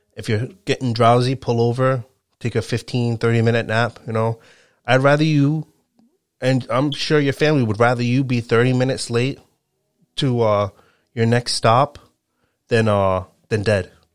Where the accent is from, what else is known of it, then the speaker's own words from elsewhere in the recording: Rhode Island, United States; also born or lived in Connecticut; I live in Rhode Island. I've lived in Rhode Island my whole life.